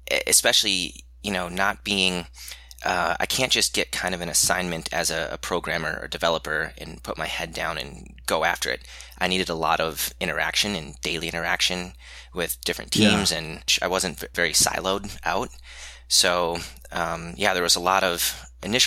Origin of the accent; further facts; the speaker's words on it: Minnesota, United States; also born or lived in Madison, Wisconsin; I grew up in Minnesota